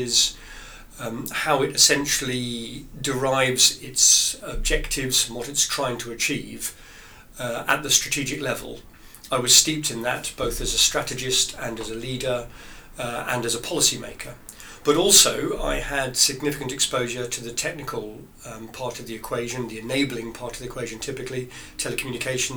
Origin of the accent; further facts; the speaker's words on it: Marlow, South East England, United Kingdom; moved away as an adult; also born or lived in France / Germany / Belgium; I grew up in Marlow on the whole, although we had fairly itinerant lifestyle after that.